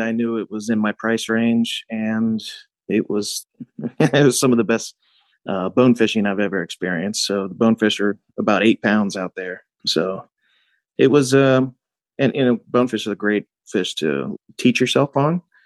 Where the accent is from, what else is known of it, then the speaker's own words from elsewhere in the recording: Cincinnati, Ohio, United States; Growing up in Cincinnati